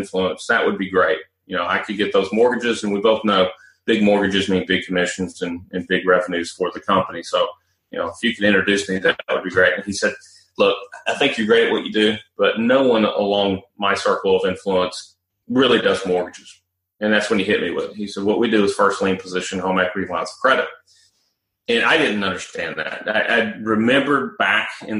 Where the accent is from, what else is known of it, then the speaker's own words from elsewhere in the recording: Nashville, Tennessee, United States; also born or lived in Charlotte, North Carolina; I'd already moved back to Nashville, which is my hometown, from Charlotte, North Carolina.